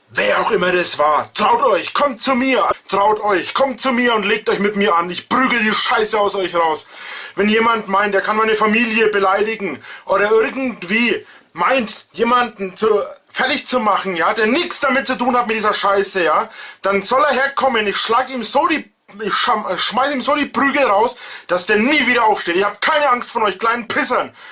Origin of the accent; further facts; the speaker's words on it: near Nuremberg, Franconia, Bavaria, Germany; ich bin auch Franke, bin auch Bayer ein Bayer